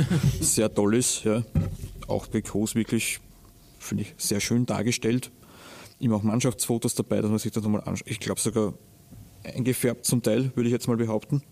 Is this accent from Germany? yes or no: no; Austria; bei uns in Österreich